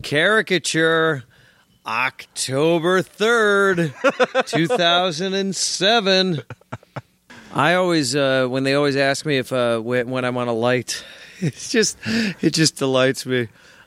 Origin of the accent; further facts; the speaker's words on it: Midwest, United States; I'm a Midwesterner, too, and I suppose there is sort of a deep accent, not amongst the city folk here